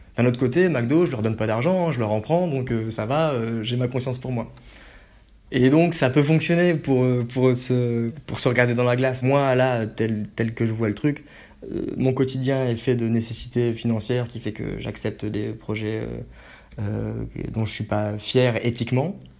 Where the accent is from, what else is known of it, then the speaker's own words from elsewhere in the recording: Haute-Marne, Grand Est, France; also born or lived in Metz; now in Paris, France; je suis natif de Haute-Marne